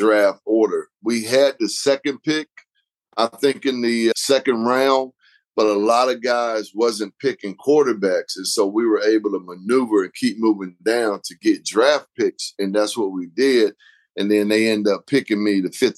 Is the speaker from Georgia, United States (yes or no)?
yes; Decatur, Georgia, United States; also born or lived in Bloomington, Illinois / Chicago, Illinois; now in Austin, United States; But I moved to Georgia when I was 3 years old, so I'm really at heart a Georgia boy. But I reside in Austin, Texas now.